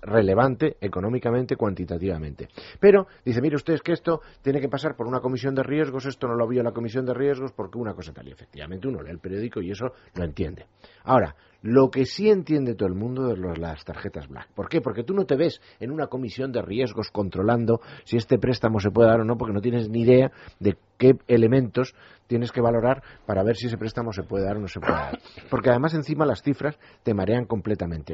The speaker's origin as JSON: {"language": "Spanish", "country": "Spain"}